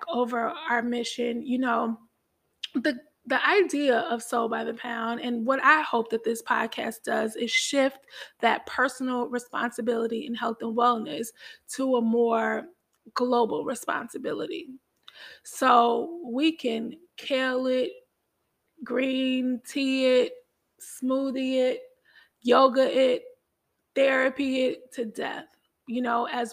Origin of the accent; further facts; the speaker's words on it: Chicago, Illinois, United States; I'm from Chicago